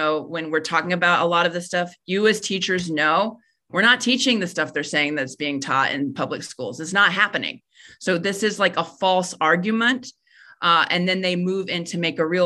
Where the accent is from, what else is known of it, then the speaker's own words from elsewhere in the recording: Dayton, Ohio, United States; I'm from Dayton